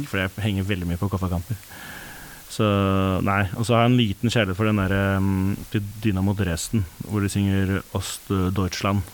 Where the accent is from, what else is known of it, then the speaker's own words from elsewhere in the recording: Norway; vi som nordmenn